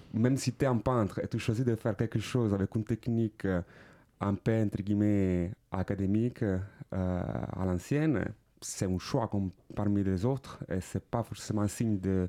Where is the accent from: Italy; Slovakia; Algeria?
Italy; Palermo, Sicily; French is a second language; moved away; also born or lived in Milan / Paris; je viens de Palerme, Sicile